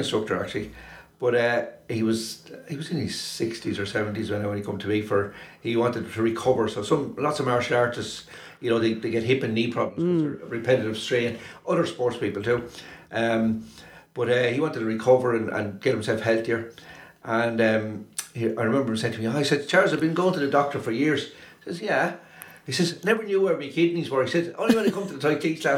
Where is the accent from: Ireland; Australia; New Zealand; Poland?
Ireland; Wexford, Leinster; I was growing up in Wexford.